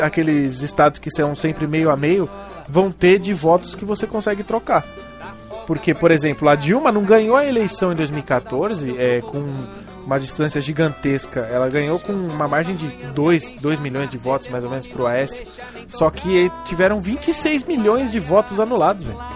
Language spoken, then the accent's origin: Portuguese; São Paulo, Brazil; Eu sou de Itaquera